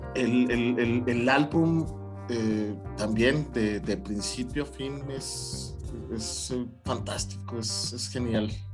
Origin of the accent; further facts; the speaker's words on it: Chihuahua, Mexico; mi ciudad natal, Chihuahua.